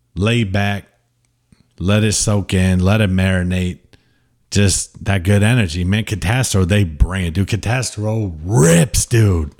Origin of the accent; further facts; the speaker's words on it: United States; I'm very much American